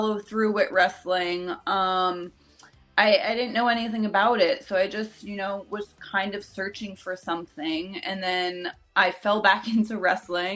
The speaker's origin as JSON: {"language": "English", "region": "New Jersey", "country": "United States", "said": "I'm from New Jersey"}